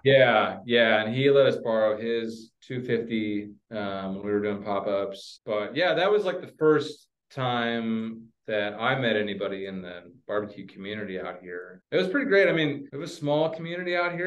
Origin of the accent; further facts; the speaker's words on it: Oklahoma, United States; moved away as an adult; also born or lived in Dallas, Texas / Italy / California / Seattle, Washington; now in Hood River, United States; I grew up in Oklahoma, uh, lived there through college